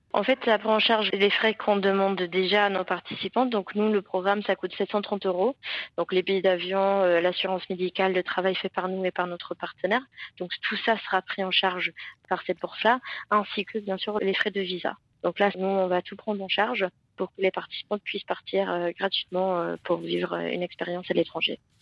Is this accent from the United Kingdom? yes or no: yes; England, United Kingdom; French is a second language; moved away as an adult; now in Aix-en-Provence, France; je suis anglaise